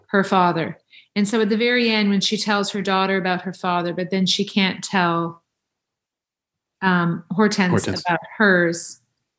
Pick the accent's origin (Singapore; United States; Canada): Canada; as a Canadian actor